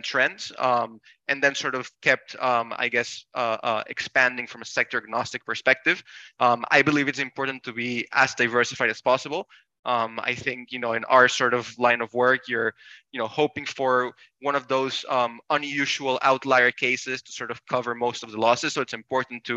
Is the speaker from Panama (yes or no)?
yes; Panama; I was born and raised in Panama, come from a completely different world